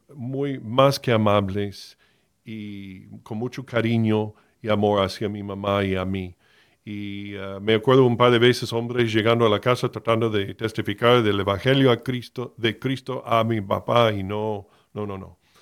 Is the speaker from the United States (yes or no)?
yes; Miami, Florida, United States; moved away as an adult; Yo fui criado en Miami, nací en Miami, de la Florida, en el estado de Florida, en los Estados Unidos, hasta los 18 años